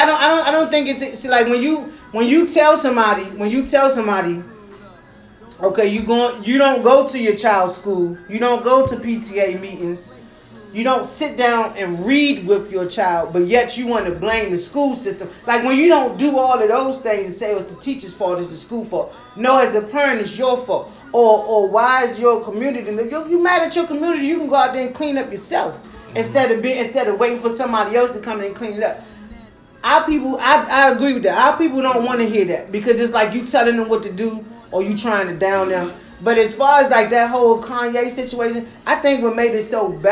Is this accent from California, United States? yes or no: no; Washington, District of Columbia, United States; I was born in George Washington Hospital.